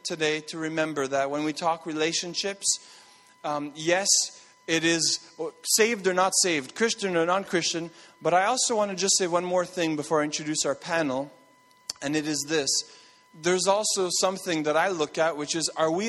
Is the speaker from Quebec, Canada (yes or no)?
yes; Montreal, Quebec, Canada; moved away; I grew up in Montreal